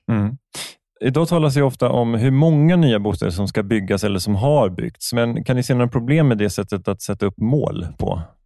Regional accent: Stockholm, Stockholm County, Sweden; jag som stockholmare

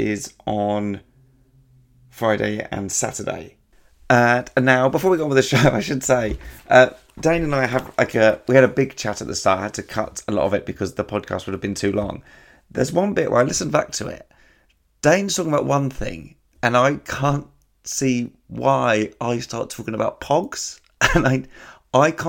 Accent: England, United Kingdom; we're English

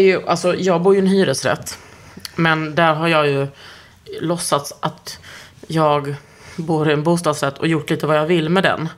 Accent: Lund, Skåne, Sweden; moved away; hemma i Lund

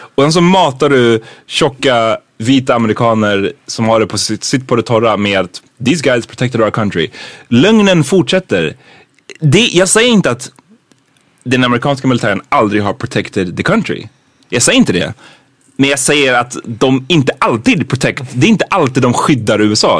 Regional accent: Sweden; som svenskar

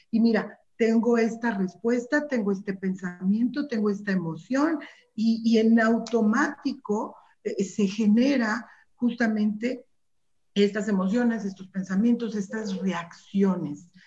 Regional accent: Mexico; como mexicanos

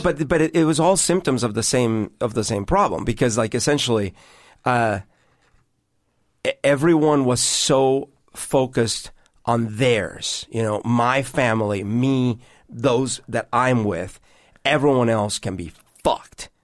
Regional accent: Bogotá, Bogotá Capital District, Colombia; now in Seattle, United States; growing up in Bogota in Colombia when I did

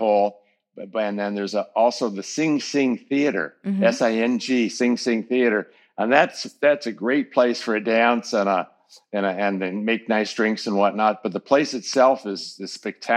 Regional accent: California, United States; now in Bangkok, Thailand; I was born in California in 1959, and we had a farm, an organic vegetable farm

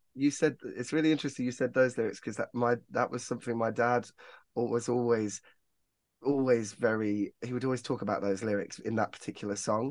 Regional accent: Northampton, East Midlands, United Kingdom; I'm from Northampton

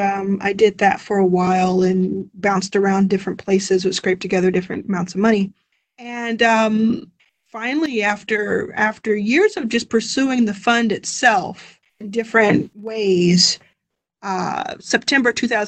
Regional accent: Texas, United States; moved away as an adult; now in Los Angeles, United States; I live in Los Angeles now. I grew up in Texas

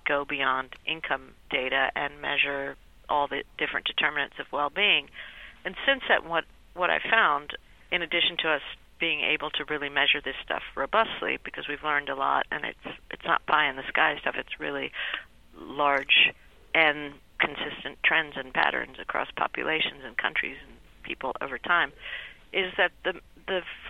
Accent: Peru; I was born in Peru

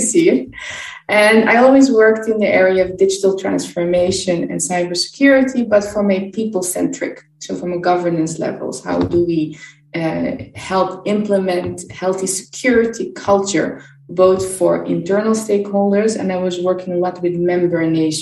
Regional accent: Brussels, Brussels-Capital Region, Belgium; I'm from Brussels, Belgium

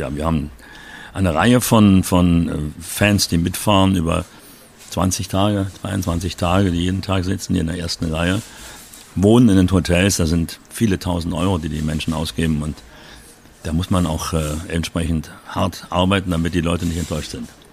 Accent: Berlin, Germany; moved away; ich komme aus Berlin, Wedding, und bin dort aufgewachsen

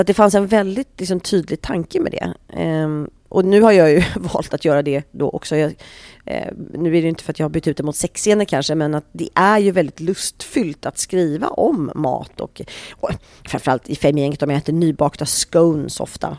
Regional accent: Sweden; vi svenskar

